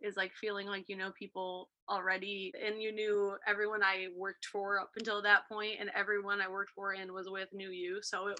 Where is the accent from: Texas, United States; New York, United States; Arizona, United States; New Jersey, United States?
New York, United States; Buffalo; moved away as an adult; also born or lived in Ohio; I grew up in Buffalo, New York, East Coaster. So I went to school originally in Ohio.